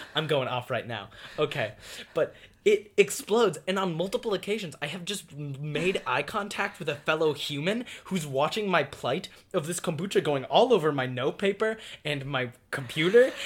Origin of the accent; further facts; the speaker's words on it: United States; We as the American people